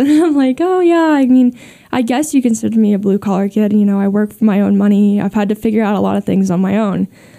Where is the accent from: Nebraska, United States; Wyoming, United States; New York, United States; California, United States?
Wyoming, United States; Growing up in the West has taught me how to be a hard worker.